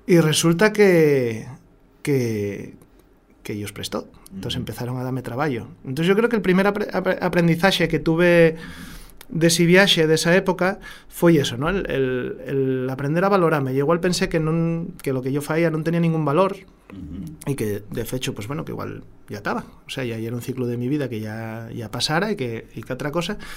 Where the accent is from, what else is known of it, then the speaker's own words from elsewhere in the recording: Asturias, Spain; Luego mañana ya volvemos a ser asturiano